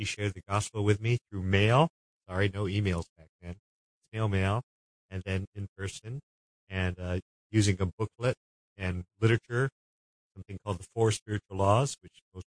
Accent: Honolulu, Hawaii, United States; I grew up in Honolulu, Hawaii.

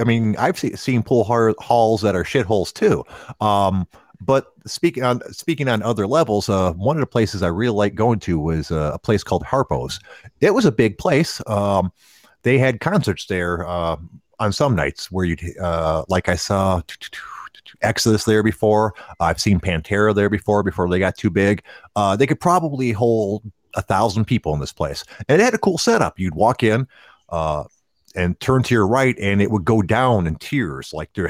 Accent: Detroit, Michigan, United States; Growing up in Detroit, there's a ton of them.

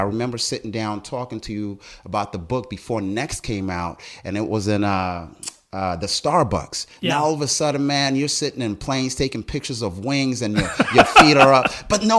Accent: South Africa; also born or lived in Botswana; now in United States; You know, I was born in Botswana. Long story short, and you'll see this, it's all in the book. South African, came to America because of apartheid

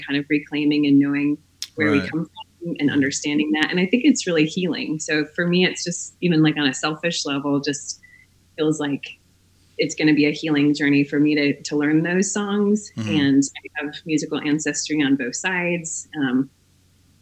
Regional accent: Minneapolis, Minnesota, United States; now in Asheville, United States; I grew up in the Twin Cities.

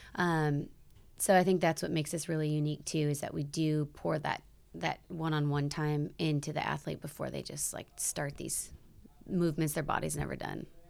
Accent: South Bend, Indiana, United States; born and raised in South Bend

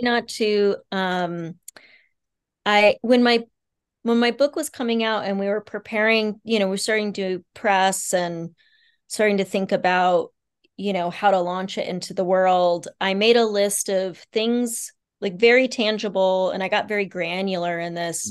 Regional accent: Kansas, United States; also born or lived in Bangkok, Thailand / Nepal; a Kansan girl

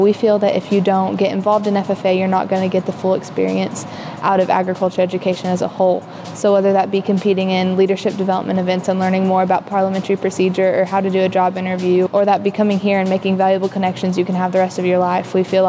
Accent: Arkansas, United States; I'm the Arkansas FFA Northwest District Vice President, and I'm from Salem Springs, Arkansas.

